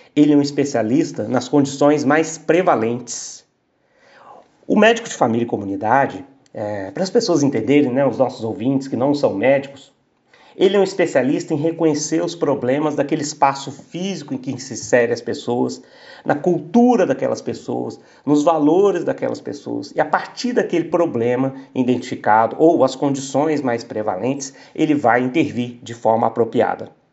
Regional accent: Aiuruoca, Minas Gerais, Brazil; Eu sou de Ayuro Oka, sul de Minas.

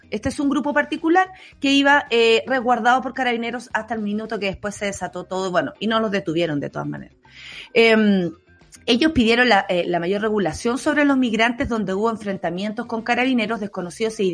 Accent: Venezuela; venezolanos como yo, venezolanos como tú, no, no hay distinción.

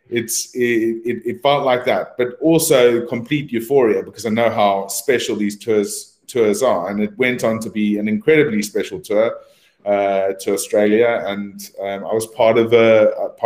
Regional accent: South Africa; now in United Kingdom; I was a South African coming to the UK

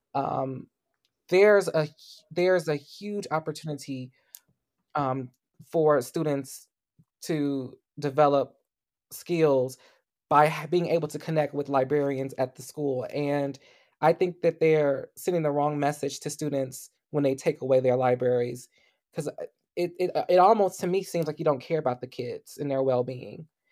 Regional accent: United States; Black Americans, especially those of us who are descendants of enslaved people

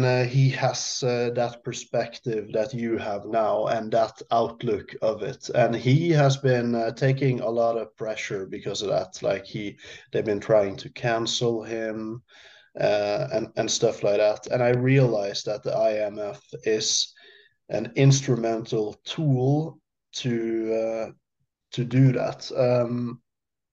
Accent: Norway; to me as a Norwegian

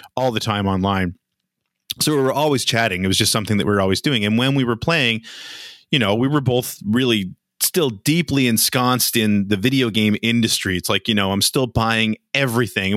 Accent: Nova Scotia, Canada; where I was from, uh, which is in Nova Scotia, you didn't have a whole lot of opportunities

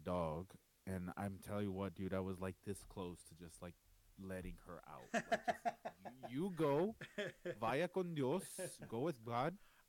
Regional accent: Texas, United States; now in Spokane, United States; I'm from Texas

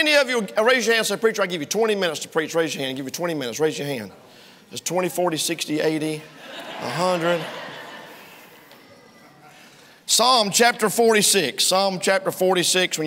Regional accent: United States; I'm an American

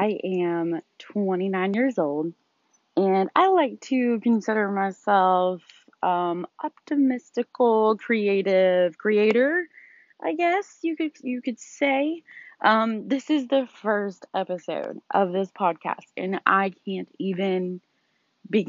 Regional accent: Louisville, Kentucky, United States; moved away as an adult; now in Dallas, Georgia, United States; We are originally from Louisville, Kentucky, born and raised

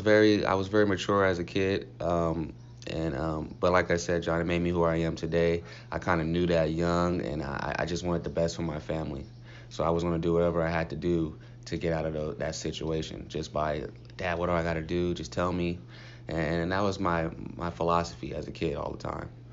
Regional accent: Compton, California, United States; moved away as an adult; also born or lived in Cleveland; Coming from Compton.

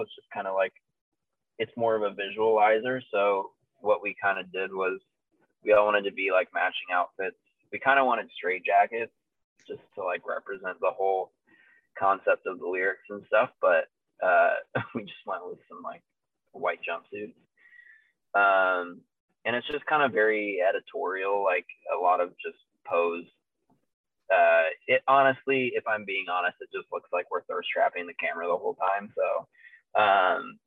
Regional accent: Chicago, Illinois, United States; also born or lived in Indianapolis, United States; now in Nashville, United States; We're all from the Midwest. I'm from Chicago personally. And we live in Nashville now.

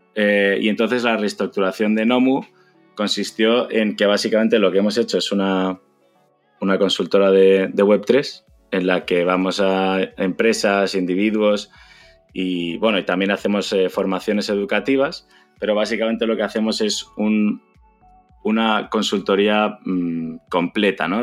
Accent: Madrid, Community of Madrid, Spain; also born or lived in China; soy de Madrid

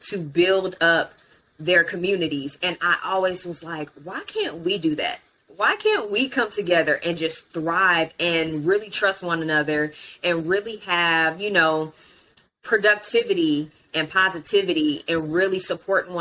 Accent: Houston, Texas, United States; also born or lived in Alief / Fort Bend; I grew up in Houston.

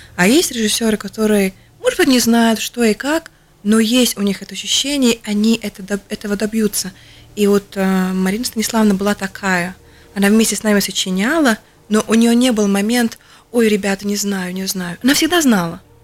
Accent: Latvia; я латышка в русском театре

